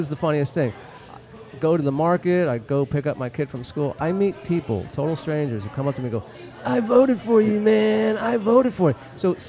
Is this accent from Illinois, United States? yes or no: no; Los Angeles, California, United States; I've been acting since I was a kid, because I'm from Hollywood. grew up in Hollywood.